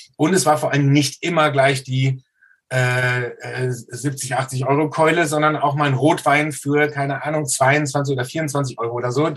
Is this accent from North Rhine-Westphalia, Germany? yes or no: yes; Soest, North Rhine-Westphalia, Germany; Ich komme aus Soest in Westfalen